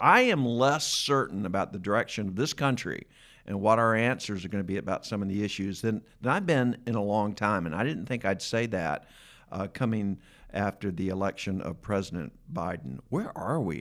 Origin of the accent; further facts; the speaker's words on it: Atlanta, Georgia, United States; I grew up in Atlanta